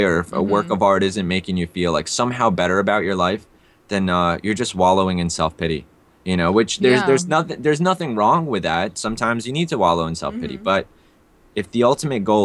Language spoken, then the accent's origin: English; New York City, New York, United States; also born or lived in Russia / India; growing up in the Bronx